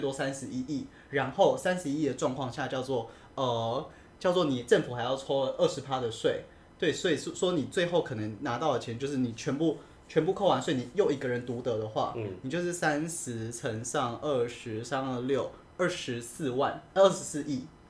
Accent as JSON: {"language": "Chinese", "country": "Taiwan", "said": "我们都是台湾人"}